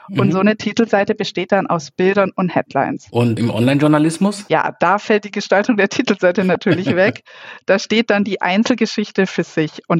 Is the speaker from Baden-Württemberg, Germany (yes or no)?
yes; Baden-Württemberg, Germany; now in Munich, Germany; Nee, ich bin keine Münchnerin. Ich komme aus der Nähe von Reutlingen aber da war nicht ganz so viel